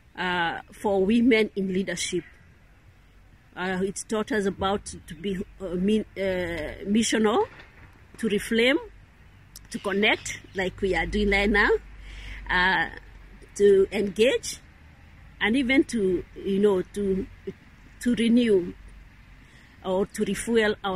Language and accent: English; Kenya; now in Rome, Italy; I come from Kenya.